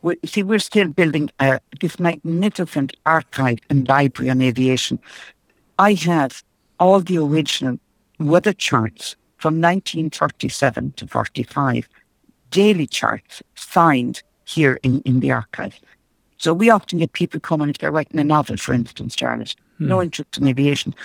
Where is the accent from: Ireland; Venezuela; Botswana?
Ireland; also born or lived in Hammersmith, London, United Kingdom; they came back when I was just under a year for holidays and decided to stay home.